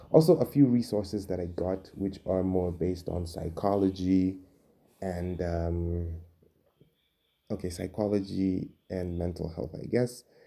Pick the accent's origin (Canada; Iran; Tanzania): Tanzania; Dar es Salaam; moved away as an adult; now in Nairobi, Kenya; I am originally from and I was born and raised in Dar es Salaam, Tanzania. but right now I am living and working in Nairobi, Kenya.